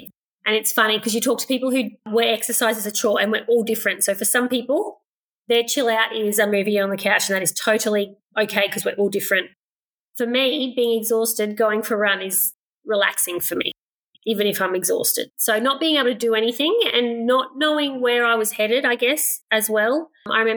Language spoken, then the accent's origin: English; Queensland, Australia; also born or lived in Inglewood, Queensland / Gympie, Queensland / Brisbane, Queensland; I grew up rurally, so I guess a lot of that is running around outside. So I was born in Inglewood, which is probably 3 hours west of here, about 900 people in the town. So nearly everyone were sheep farmers. Moved to Gympie